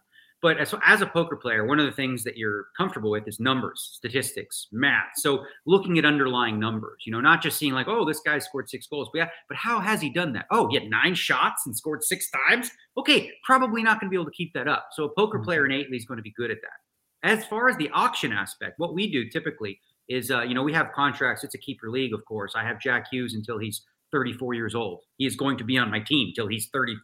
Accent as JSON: {"language": "English", "town": "Toronto", "region": "Ontario", "country": "Canada", "tie": "born or raised there", "said": "being a kid growing up in Toronto, hockey's a big part of the culture"}